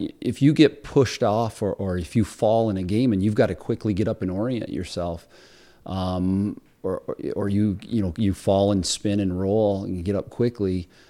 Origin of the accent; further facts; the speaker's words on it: Cliff Haven, United States; I grew up in Cliff Haven, even though I went to the city school district, my dad was a longtime coach.